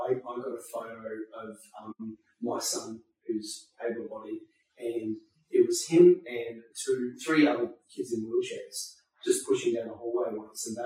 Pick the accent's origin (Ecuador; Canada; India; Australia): Australia; Byron Bay, New South Wales; also born or lived in Sri Lanka; being born in Sri Lanka mm-hmm. and, and, being here. And the, the thing is, uh, we moved to Byron Bay after we moved to Australia.